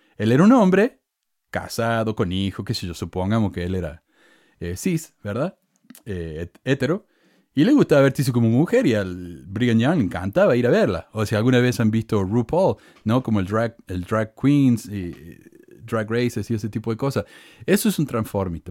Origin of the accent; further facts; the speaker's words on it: Córdoba, Argentina; accent: Cordobés; moved away as an adult; also born or lived in Provo, Utah; now in United States; Obvio que tengo acento cordobés, soy de Córdoba. Y estoy acá hace 20 años en este país.